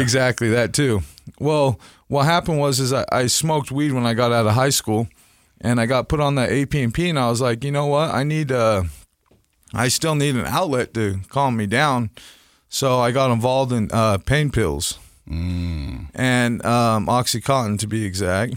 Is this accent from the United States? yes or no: yes; Salt Lake City, Utah, United States; I grew up here in Salt Lake City